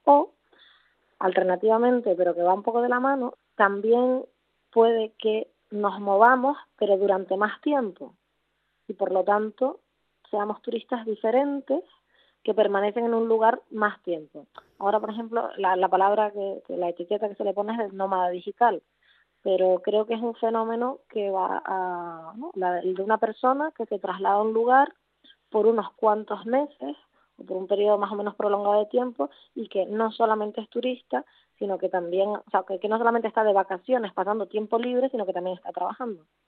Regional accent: Puerto de la Cruz, Canary Islands, Spain; also born or lived in Barcelona / Berlin; soy eh, canaria, concretamente de Tenerife, donde eh, crecí y donde vivo ahora

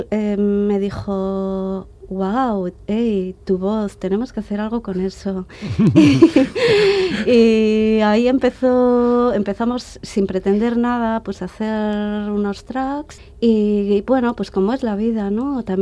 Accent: Bilbao, Basque Country, Spain; Bilbao era mi ciudad es mi ciudad de origen.

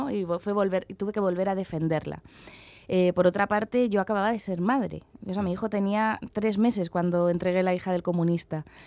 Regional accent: Madrid, Community of Madrid, Spain; moved away as an adult; also born or lived in Basque Country; yo soy de Madrid, me he criado en Madrid

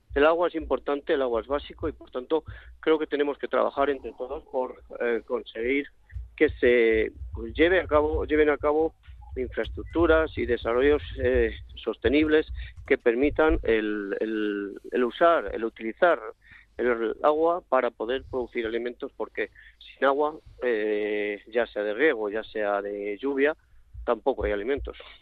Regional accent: Carbonero el Mayor, Castile and León, Spain; now in Madrid, Spain; Mi pueblo es un pueblo que se llama Carbonero el Mayor, en la provincia de Segovia.

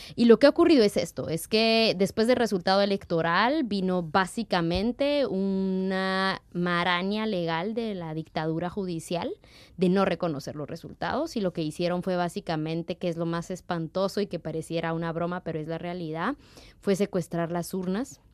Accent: Totonicapán, Guatemala; now in Basque Country, Spain; la gente de 48 cantones que somos de Totonicapán

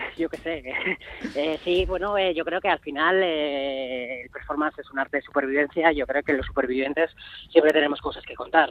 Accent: Navarre, Spain; also born or lived in Madrid; nacido en Madrid, pero yo soy de Navarra de toda la vida, soy de Navarroa, de hecho vivo desde que tenía tres o cuatro días de edad en Navarra

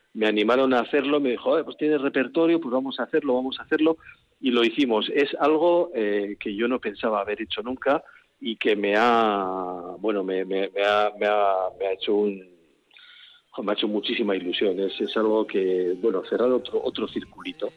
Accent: Guevara, Basque Country, Spain; mi pueblo

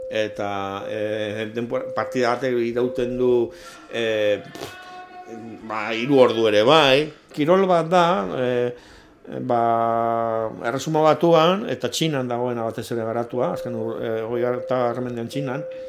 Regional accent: Basque Country, Spain; also born or lived in San Sebastián; euskalduna naiz, eta arro nago

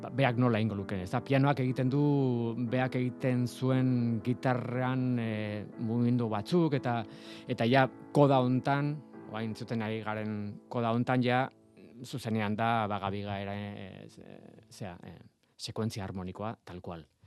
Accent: San Sebastián, Basque Country, Spain; ni donostiarra naiz

